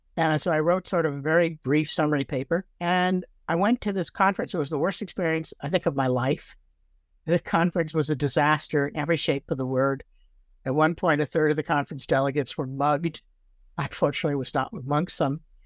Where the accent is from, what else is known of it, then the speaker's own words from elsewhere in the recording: Toronto, Ontario, Canada; also born or lived in Brooklyn, New York / Fredericton, New Brunswick; now in Victoria, Canada; I actually grew up in Toronto